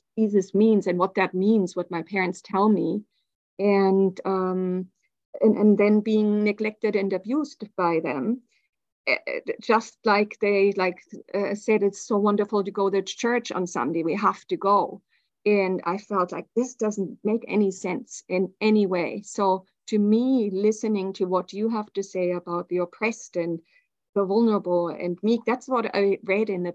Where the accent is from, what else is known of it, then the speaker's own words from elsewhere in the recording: Germany; I grew up in Germany in the 70s and 80s